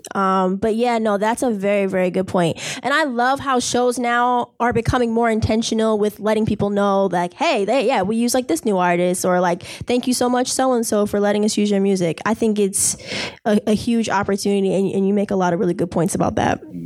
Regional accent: Boston, Massachusetts, United States; from Boston, as in being born and raised in Boston

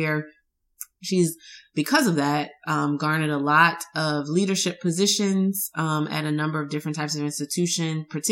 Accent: Louisiana, United States; neither one of us say it properly because we're from Louisiana and that's just how we talk

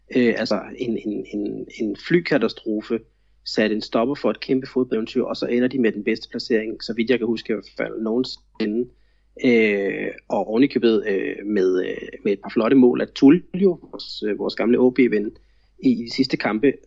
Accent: Denmark; now in Florianópolis, Brazil; jeg er jo stadigvæk så meget dansker

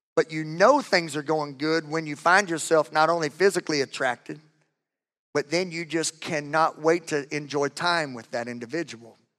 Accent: Louisiana, United States; I am from Louisiana.

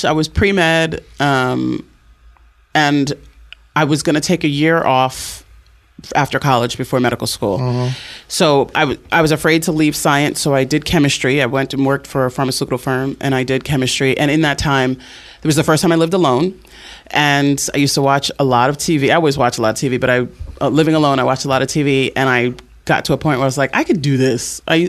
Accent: New Jersey, United States; born or raised there

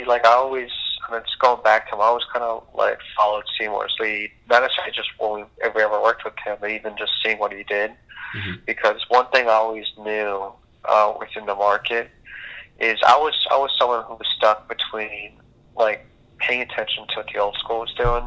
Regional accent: Curaçao; moved away; also born or lived in Boca Raton, Florida, United States; I'm from the Caribbean, which even people might not know now, from an island called Curacao. And I basically moved to the States, moved to Boca Raton

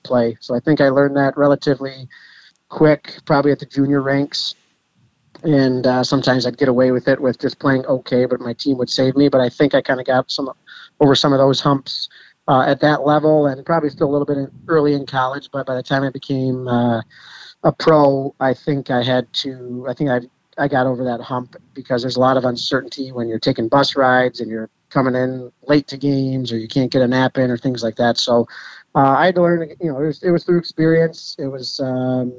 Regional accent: Detroit, Michigan, United States; the midget level here in Detroit

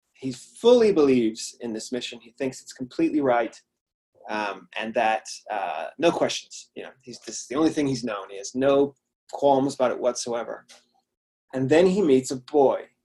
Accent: Washington, United States; moved away as an adult; now in United Kingdom; my home state, Washington

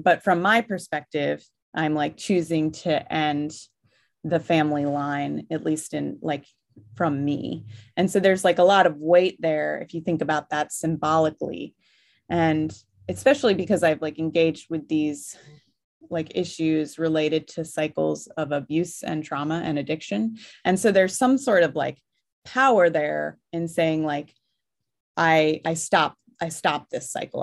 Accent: Virginia, United States; also born or lived in Fairbanks, Alaska / Milwaukee, Wisconsin; now in Washington State, United States; I grew up in Virginia, which is also a very beautiful countryside

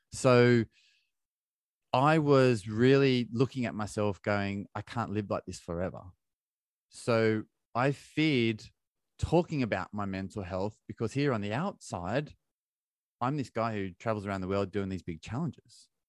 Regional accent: Australia; moved away as an adult; now in United Kingdom; I'm from Australia

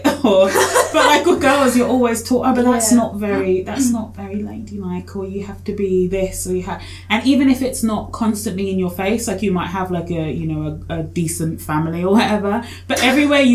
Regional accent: Australia; also born or lived in Kenya; I grew up mostly here, but I was born in Kenya. So I spent a few years when I was a kid in Kenya

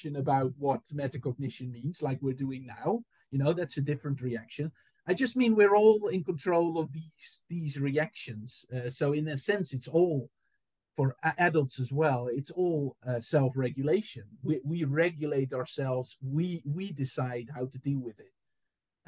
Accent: Enkhuizen, North Holland, Netherlands; born or raised there; moved away as an adult; also born or lived in Amsterdam; now in Southampton, United Kingdom

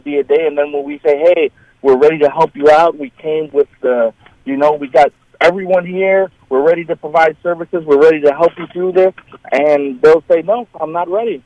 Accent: New York City, New York, United States; now in Chautauqua County, United States; I'm originally from New York City

